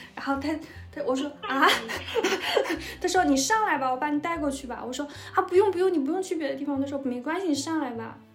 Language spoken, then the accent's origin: Chinese; northern China, China; 我是北方人嘛，我本来对高温，而且我们那个地方春，春暖夏凉的